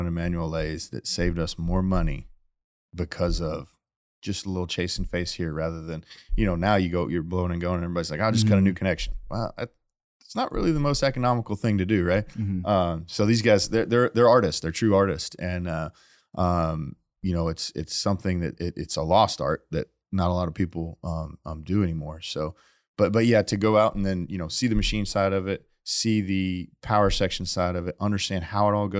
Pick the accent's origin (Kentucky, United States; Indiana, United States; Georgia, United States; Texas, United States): Indiana, United States; I grew up in Indiana.